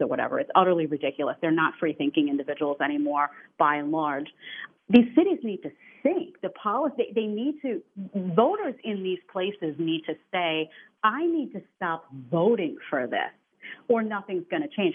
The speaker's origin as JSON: {"language": "English", "town": "New York City", "region": "New York", "country": "United States", "said": "I come from New York City"}